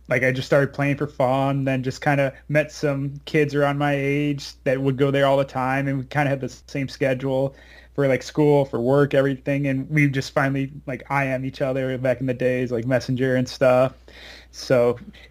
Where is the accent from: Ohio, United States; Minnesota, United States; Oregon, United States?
Minnesota, United States; Austin; also born or lived in San Francisco area, California; I was born in California, like right outside of like San Francisco area. Then so we hit first grade, we moved to Minnesota because that's where my mom's family was based out of too. So pretty much I grew up in Minnesota.